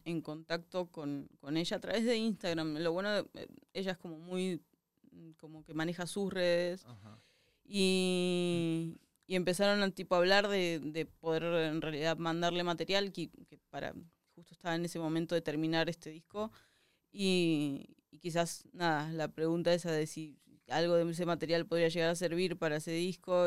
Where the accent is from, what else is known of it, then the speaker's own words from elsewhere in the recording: southern Argentina, Argentina; moved away; yo soy del sur de Argentina, que es como tipo ya lo, el fin del mundo